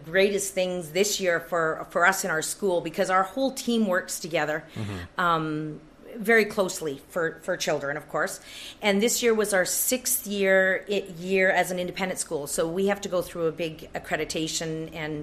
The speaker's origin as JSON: {"language": "English", "town": "Pink Mountain", "region": "British Columbia", "country": "Canada", "tie": "born or raised there", "said": "I grew up in Pink Mountain, and there was a little one-room school that I went"}